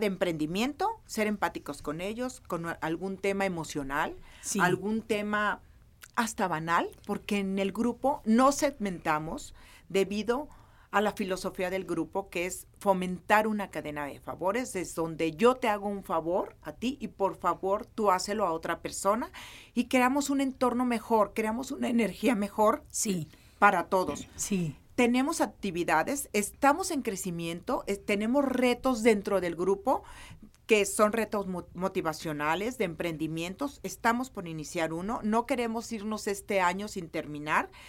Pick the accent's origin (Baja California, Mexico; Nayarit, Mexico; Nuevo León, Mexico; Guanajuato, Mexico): Nayarit, Mexico; yo soy de Nayarit